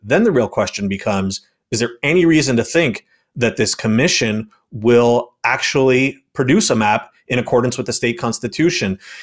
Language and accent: English; New York, United States; moved away; my home state of New York